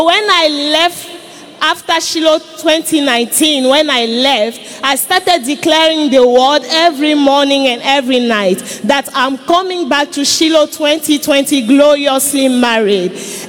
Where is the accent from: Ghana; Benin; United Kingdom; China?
Benin; Cotonou, Littoral; I am from Cotonou, Benin.